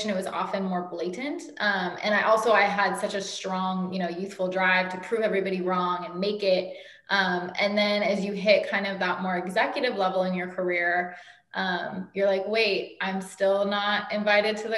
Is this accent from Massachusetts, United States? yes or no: no; Oakland, California, United States; also born or lived in Los Angeles, California / New York; I'm from Oakland, California, which is not that far